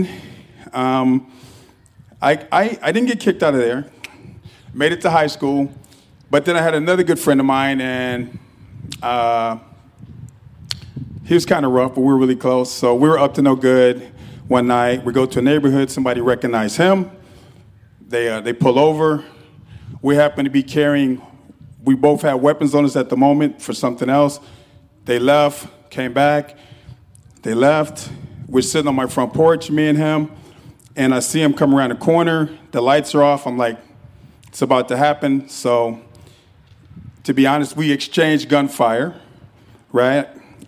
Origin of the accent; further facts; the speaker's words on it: Los Angeles, California, United States; I'm born and raised in Los Angeles, California